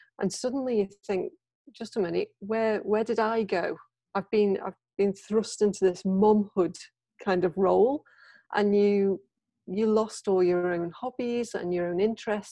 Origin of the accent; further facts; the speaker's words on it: United Kingdom; moved away as an adult; now in Japan; I'm a Brit. I've been in Japan for over 20 years